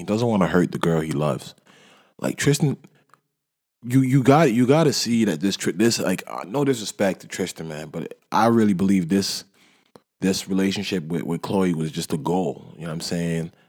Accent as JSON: {"language": "English", "town": "Toronto", "region": "Ontario", "country": "Canada", "said": "I'm from Toronto"}